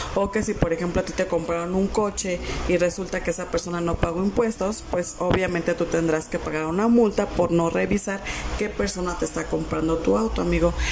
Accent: Mexico; A nosotros como mexicanos

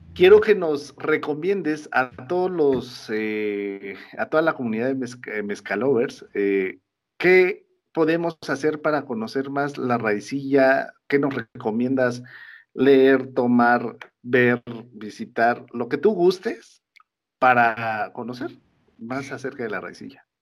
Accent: Mexico; todos como mexicanos

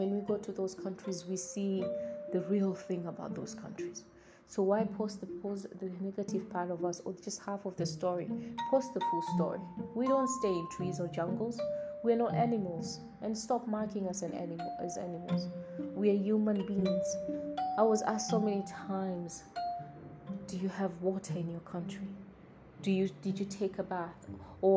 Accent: Tanzania; I'm from Tanzania.

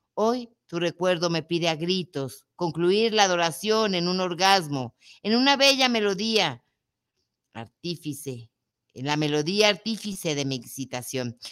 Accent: Mexico; also born or lived in Guadalajara, Jalisco

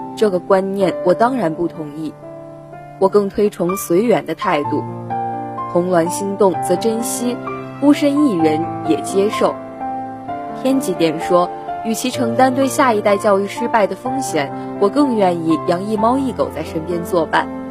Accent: Suzhou, Jiangsu, China; moved away as an adult; now in Nanjing, China; 来自江苏苏州，我在南京大学，距离我的家乡二百五十一公里

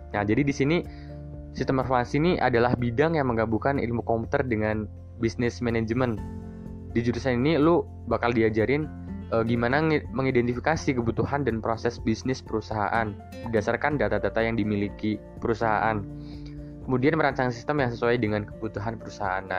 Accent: Central Java, Indonesia; gue asli Jawa Tengah tapi gue ngambil pendidikan di Jakarta

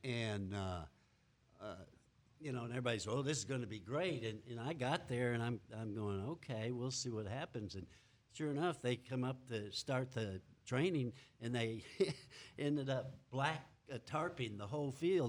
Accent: Kermit, Texas, United States; accent: Texas; moved away as an adult; also born or lived in Tyler, Texas / Odessa, Texas / Solvang, California; I grew up in West Texas, a little town called Kermit

